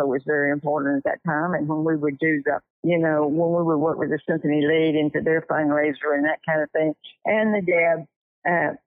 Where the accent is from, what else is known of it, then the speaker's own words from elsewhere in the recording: Mississippi, United States; moved away; also born or lived in Lafayette, Louisiana / Richardson, Texas; I'm original from Mississippi